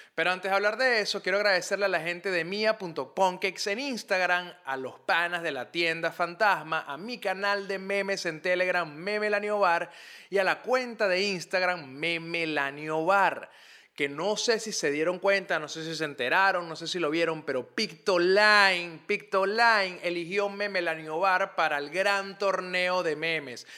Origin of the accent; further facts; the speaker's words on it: Caracas, Capital District, Venezuela; Montalbán, que es de donde yo vengo, una zona al oeste de Caracas